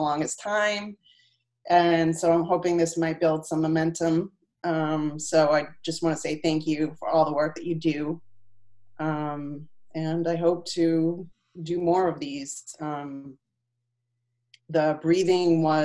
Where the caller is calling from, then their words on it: Salem, New Hampshire, United States; I'm calling from Salem, New Hampshire